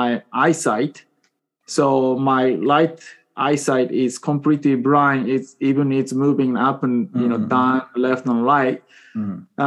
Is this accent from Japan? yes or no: yes; Japan; English is a second language; moved away as an adult; now in Seattle, United States; I was born and raised in Japan until 22 years old.